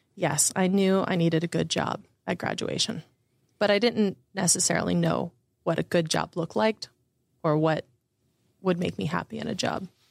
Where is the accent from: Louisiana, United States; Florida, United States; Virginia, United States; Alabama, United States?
Florida, United States; Windermere; I grew up in Southwest Orlando, Florida, in a town called Windermere